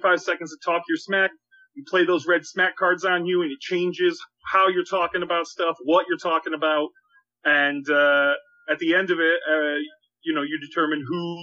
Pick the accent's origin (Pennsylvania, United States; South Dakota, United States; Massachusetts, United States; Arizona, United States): Massachusetts, United States; Boston; now in Chicago, United States; I'm in Chicago now, but I'm originally from New England and Boston